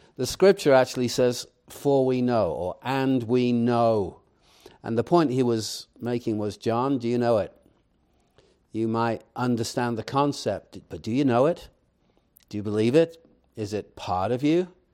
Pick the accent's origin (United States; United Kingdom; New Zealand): United Kingdom; England; moved away; I, I grew up in England